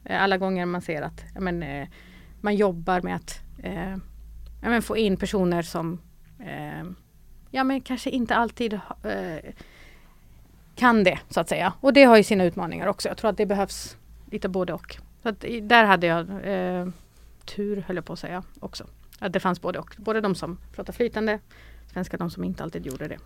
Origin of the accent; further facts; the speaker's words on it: Malmö, Skåne, Sweden; also born or lived in North Macedonia; jag är uppvuxen i Rosengård, har gått i Rosengårdsskolan